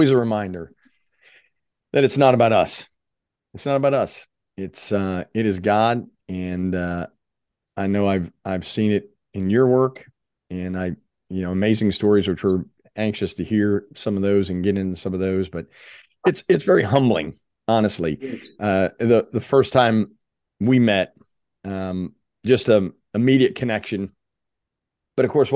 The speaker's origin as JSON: {"language": "English", "town": "Philadelphia", "region": "Pennsylvania", "country": "United States", "tie": "born or raised there", "said": "I was born in Philadelphia in 1963."}